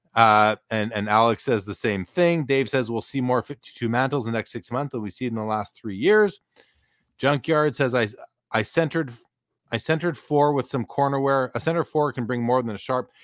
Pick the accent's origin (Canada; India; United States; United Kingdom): Canada; I'm definitely Canadian